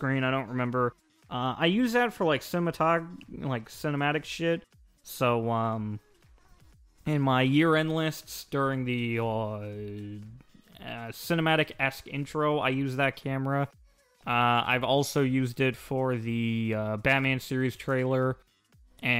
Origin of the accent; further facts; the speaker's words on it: United States; I'm an American